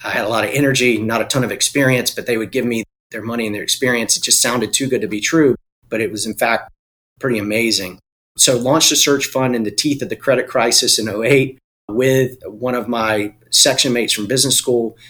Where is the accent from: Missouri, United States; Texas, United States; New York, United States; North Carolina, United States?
North Carolina, United States; Eastern; I was born and raised in Eastern North Carolina. I'm a farm boy.